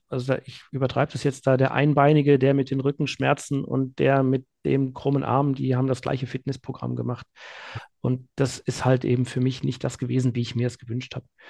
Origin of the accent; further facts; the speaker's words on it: Remscheid, North Rhine-Westphalia, Germany; also born or lived in Münster; in meine Heimatstadt in, in Remscheid